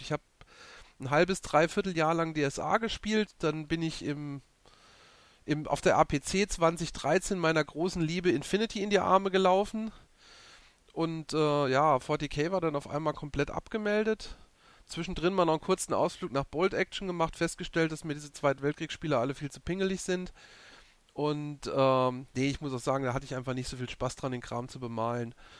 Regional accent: Saarland, Germany; ich bin aus dem Saarland

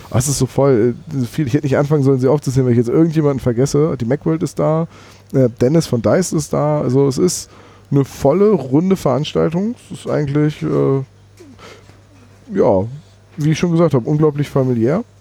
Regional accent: Bremen, Germany; ich komme ganz aus Bremen

